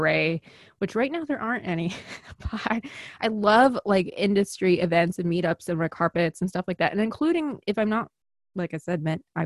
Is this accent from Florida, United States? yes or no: no; Chicago, Illinois, United States; accent: Chicago; I'm from Chicago